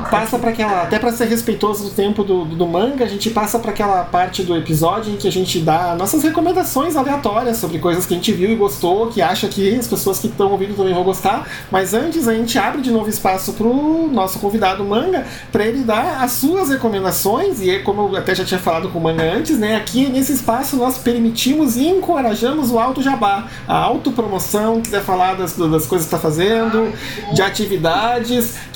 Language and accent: Portuguese; Rio Grande do Sul, Brazil; Tava até ouvindo uma história lá do sul, lá de onde eu vim, né? Que é a igreja onde eu congregava, agora, porque lá tá, tá, tá muito ruim a situação em, na região metropolitana de Porto Alegre.